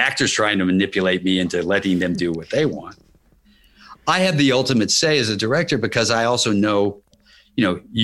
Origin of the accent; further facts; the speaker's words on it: Kentucky, United States; moved away; I grew up in Kentucky